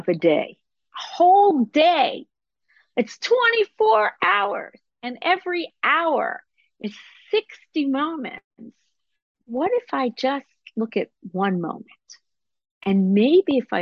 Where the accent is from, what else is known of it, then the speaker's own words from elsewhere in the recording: Israel; I grew up in Israel under the cloud of the Holocaust